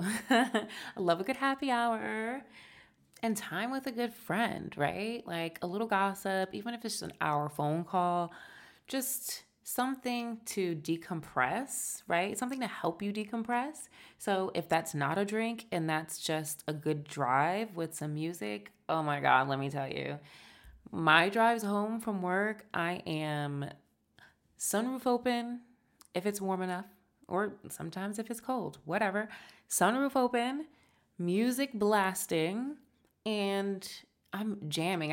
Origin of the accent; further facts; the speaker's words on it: United States; we're American